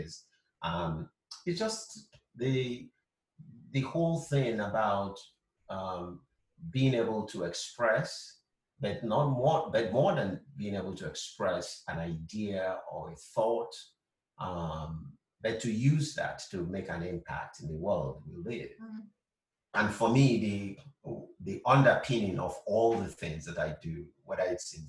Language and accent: English; Southeast Nigeria, Nigeria; moved away as an adult; now in California, United States; I was born in Nigeria, will always be Nigerian.